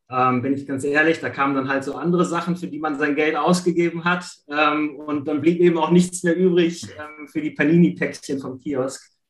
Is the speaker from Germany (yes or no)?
yes; Düsseldorf, North Rhine-Westphalia, Germany; da muss ich mich ein bisschen outen, Bayern-Fan geworden bin, mhm. ja, als Düsseldorfer.